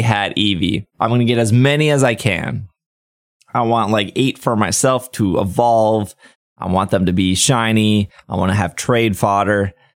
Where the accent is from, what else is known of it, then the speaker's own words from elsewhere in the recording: United States; I'm American